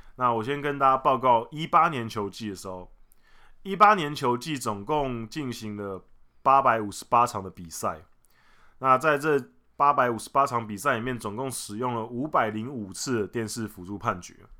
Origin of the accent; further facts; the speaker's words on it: Taiwan; 我们台湾人